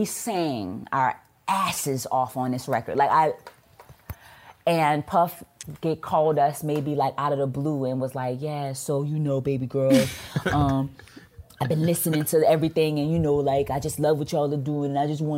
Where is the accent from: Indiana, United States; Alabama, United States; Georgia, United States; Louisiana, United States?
Louisiana, United States; New Orleans; I'm from New Orleans